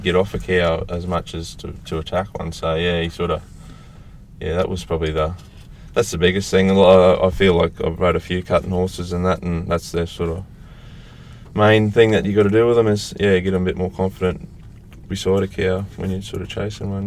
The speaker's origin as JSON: {"language": "English", "area": "north of Rockhampton", "region": "Queensland", "country": "Australia", "tie": "born or raised there", "said": "north of Rocky, on a place I was about 150 k's north of Rocky"}